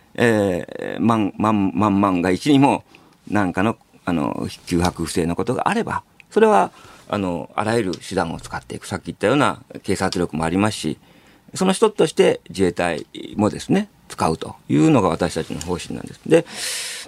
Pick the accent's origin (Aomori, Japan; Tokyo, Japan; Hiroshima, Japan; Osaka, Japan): Hiroshima, Japan; moved away as an adult; also born or lived in Tokuyama; もともと広島育ちで僕被爆あのー、卒業した高校はもう爆心地のすぐそばだったんですよ